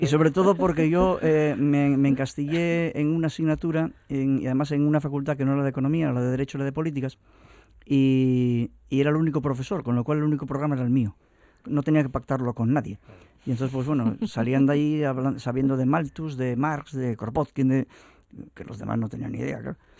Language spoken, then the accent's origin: Spanish; Asturias, Spain; los que no solamente hablamos asturiano y somos asturianos